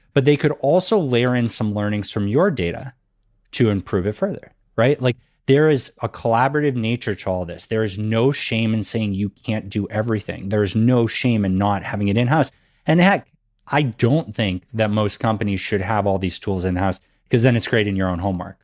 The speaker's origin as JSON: {"language": "English", "region": "Massachusetts", "country": "United States", "tie": "born or raised there", "said": "growing up in Massachusetts, that was something that they definitely made sure we learned in school."}